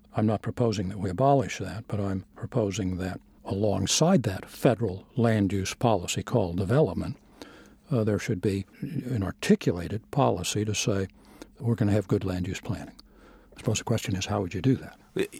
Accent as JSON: {"language": "English", "region": "Southwest", "country": "United States", "tie": "born or raised there", "moved": "yes", "said": "I grew up out in the Southwest"}